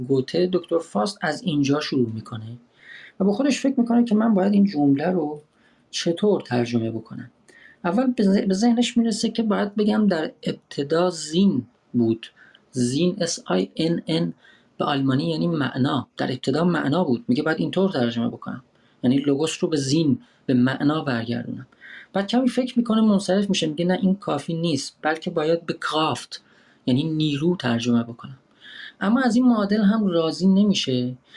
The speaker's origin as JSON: {"language": "Persian", "country": "Iran", "moved": "as an adult"}